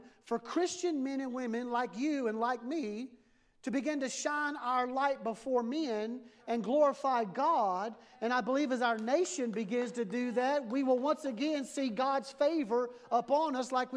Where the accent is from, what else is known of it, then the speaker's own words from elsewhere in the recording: United States; as a pastor, as an American pastor